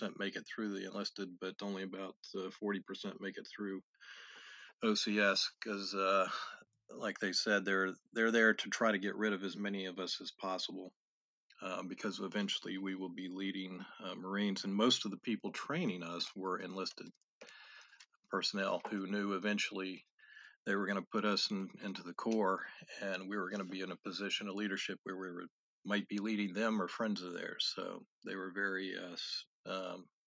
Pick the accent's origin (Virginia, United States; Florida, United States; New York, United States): Virginia, United States; also born or lived in Tennessee; I went to college out of state, about 600 miles away in Tennessee, and I was in Virginia.